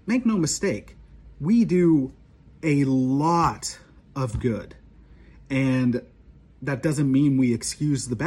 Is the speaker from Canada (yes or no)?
yes; Canada; as a Canadian, as an outsider